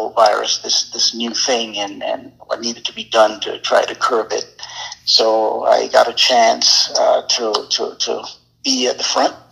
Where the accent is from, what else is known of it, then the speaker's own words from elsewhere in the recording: St. Kitts & Nevis; also born or lived in Anguilla / New York, United States / Michigan, United States; now in Maryland, United States; I grew up in St. Kitts and Nevis. I was born in Anguilla, so I claim both countries